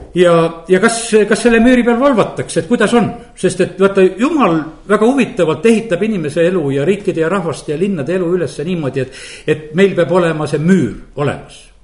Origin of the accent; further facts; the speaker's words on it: Estonia; olen pastor Eestist